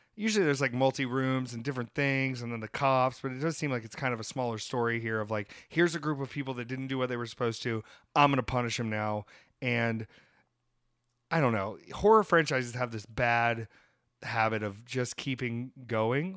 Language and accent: English; United States; I'm American